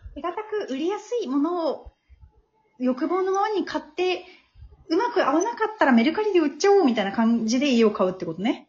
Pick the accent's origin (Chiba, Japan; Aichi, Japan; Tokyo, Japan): Tokyo, Japan; also born or lived in Saitama / Nishi-Funabashi; なんか私東京生まれ東京育ちなんだけど